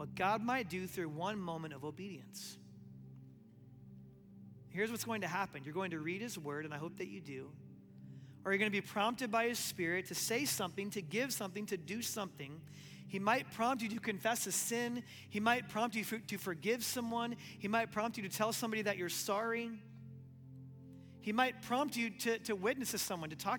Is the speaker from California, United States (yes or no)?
no; Omaha, Nebraska, United States; moved away as an adult; now in Lexington, United States; And one day we were in Omaha, Nebraska, in my hometown.